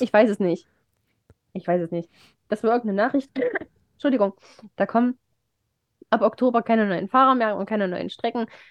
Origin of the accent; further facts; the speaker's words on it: Remschütz, Thuringia, Germany; die Kirmes in Remschitz. In, in, meiner, in meinem Heimatdorf